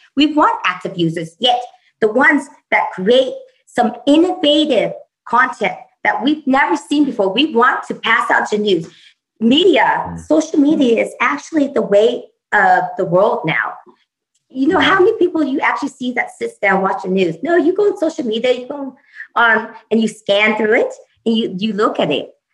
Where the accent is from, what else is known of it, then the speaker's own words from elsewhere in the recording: Vietnam; moved away; vietnam my home country